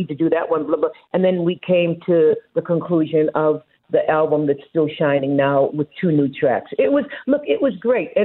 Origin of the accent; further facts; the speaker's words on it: Boston, Massachusetts, United States; now in Australia; I was brought up in Boston